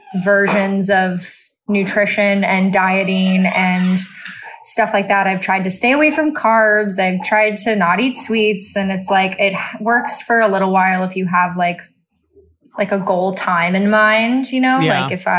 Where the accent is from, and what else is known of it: Texas, United States